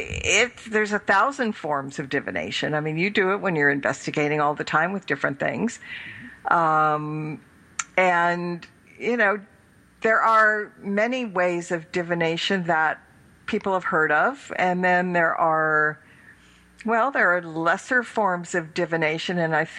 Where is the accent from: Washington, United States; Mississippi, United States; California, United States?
California, United States; accent: California; it's my California accent.